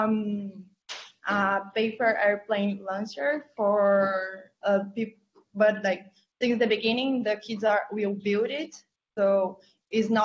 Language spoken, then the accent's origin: English; Brazil; moved away as an adult; now in Barcelona, Spain; I'm from Brazil and I'm studying in Barcelona now.